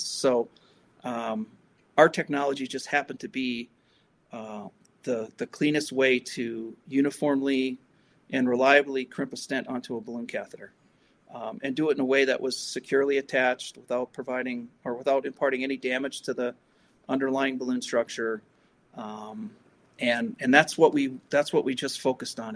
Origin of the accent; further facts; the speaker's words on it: Milwaukee, Wisconsin, United States; I grew up in Milwaukee, Wisconsin